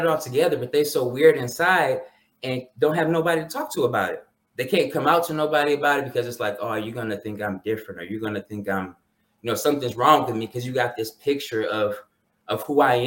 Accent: Detroit, Michigan, United States; I grew up in Detroit, was born in Detroit, but grew up more so in the suburbs

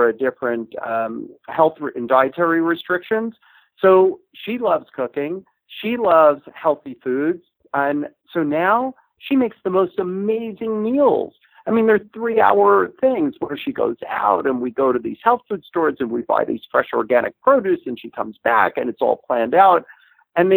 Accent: Los Angeles, California, United States; I said, Los Angeles

